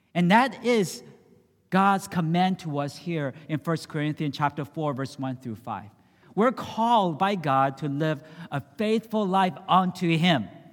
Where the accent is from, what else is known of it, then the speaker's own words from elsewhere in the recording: San Francisco, California, United States; I grew up in San Francisco